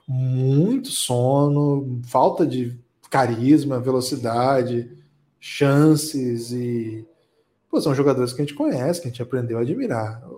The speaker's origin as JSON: {"language": "Portuguese", "country": "Brazil", "said": "A gente é brasileiro"}